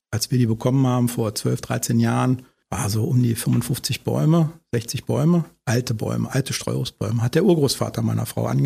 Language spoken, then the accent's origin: German; Harz, Germany; Ich komme ja aus dem Harz und nicht aus der Eifel.